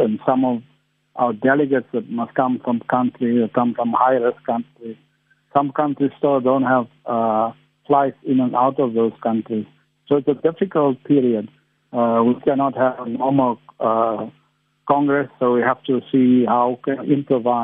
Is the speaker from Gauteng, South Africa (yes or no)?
no; Port Elizabeth, Eastern Cape, South Africa; I come from Port Elizabeth